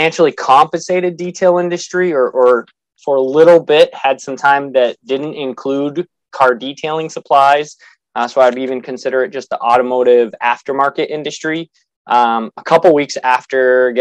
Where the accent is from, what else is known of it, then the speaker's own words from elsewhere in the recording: Massachusetts, United States; So I'm from New England. I'm from Massachusetts